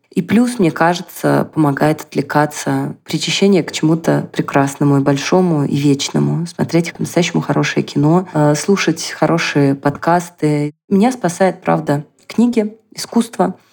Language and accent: Russian; Nizhny Novgorod, Nizhny Novgorod Oblast, Russia; moved away as an adult; now in Israel